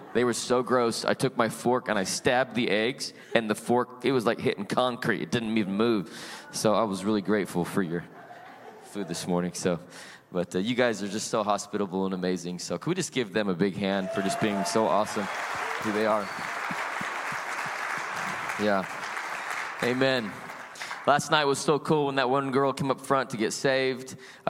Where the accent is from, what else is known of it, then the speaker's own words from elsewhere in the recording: Salt Lake City, Utah, United States; now in California, United States; You know, I was born and raised in Salt Lake City, Utah. I am not originally from California.